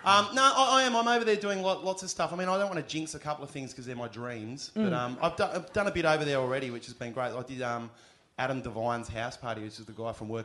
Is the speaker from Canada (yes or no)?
no; Adelaide, South Australia, Australia; I'm from Adelaide in Australia.